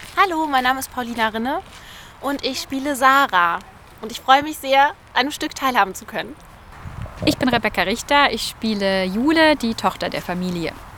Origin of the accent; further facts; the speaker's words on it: Uganda; German is a second language; moved away; ich komme aus Uganda